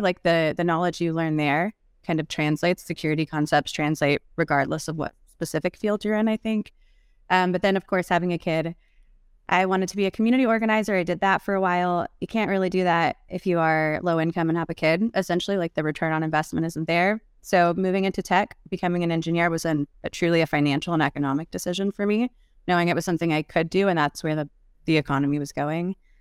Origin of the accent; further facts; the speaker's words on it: South Texas, United States; I am from South Texas, like very rural